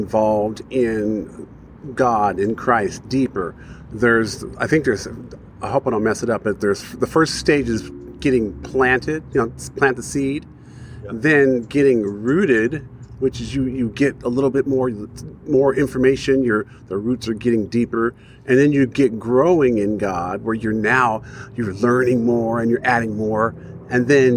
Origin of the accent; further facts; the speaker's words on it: Pomona, California, United States; I grew up in Pomona, California